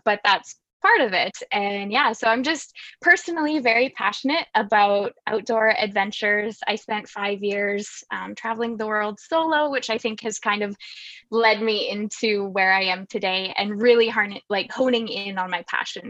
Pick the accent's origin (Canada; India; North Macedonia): Canada; Saskatchewan; I'm from Saskatchewan, I'm a farm girl here.